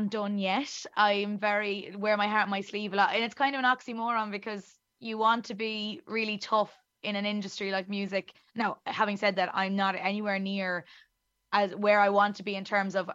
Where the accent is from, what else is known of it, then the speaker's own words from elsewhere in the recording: the center of Ireland, Midlands, Ireland; accent: very thick Irish; as you can tell by my very thick Irish accent, I am Irish, and I am from the center of Ireland, in the little town in the middle of it